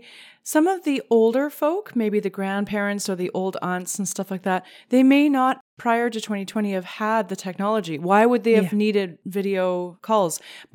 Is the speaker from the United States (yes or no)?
no; Canada; Well, I'm Canadian